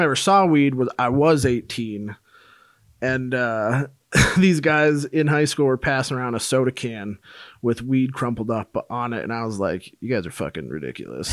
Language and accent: English; Minnesota, United States; moved away; also born or lived in Colorado; I'm originally from Minnesota, but I'd moved to Colorado for school